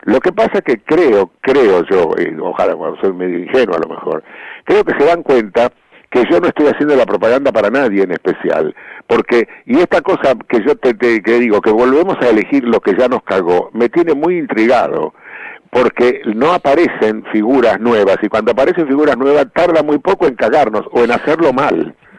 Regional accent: Argentina

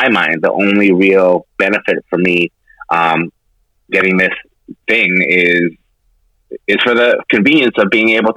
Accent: Canada; now in United States; I'm Canadian

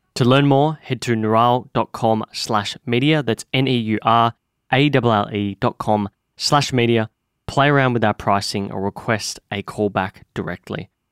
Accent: Victoria, Australia; I grew up in Victoria.

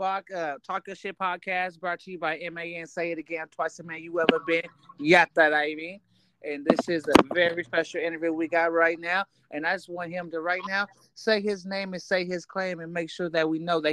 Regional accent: Hayward, California, United States; moved away as an adult; also born or lived in Oakland, California; now in New York, United States; Y'all know I live in New York, but a lot of people don't know. I'm from Oakland, born in Hayward, California, man.

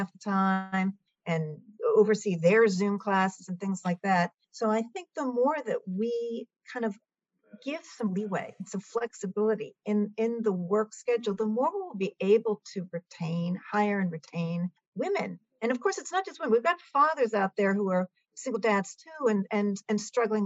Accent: Milton, Massachusetts, United States; I happen to supervise a food pantry in my hometown of Milton, Massachusetts

